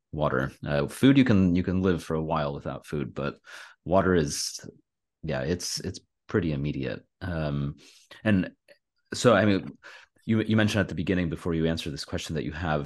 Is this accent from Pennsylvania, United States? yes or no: no; California, United States; I'm from California